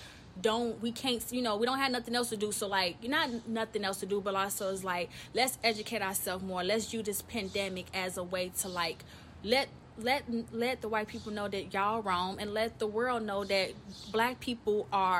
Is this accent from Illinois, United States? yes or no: yes; Chicago, Illinois, United States; I am from Chicago, the South Side